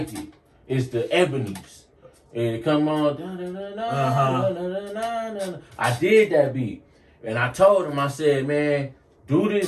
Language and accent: English; Milwaukee, Wisconsin, United States; I come from Milwaukee. I come from the bottom just like everybody else